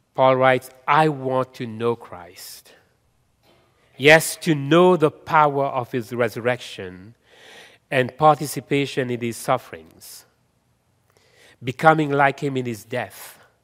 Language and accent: English; Mauritius; also born or lived in India (ancestry); now in Canada; I am from Mauritius